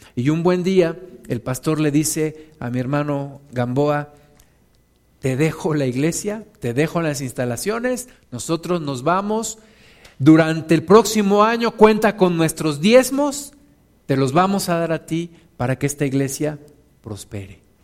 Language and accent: Spanish; Mexico